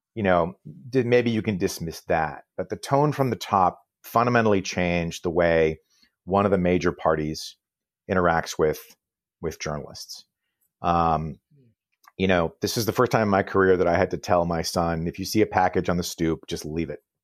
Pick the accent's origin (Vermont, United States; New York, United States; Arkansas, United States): Vermont, United States; I was born in Vermont.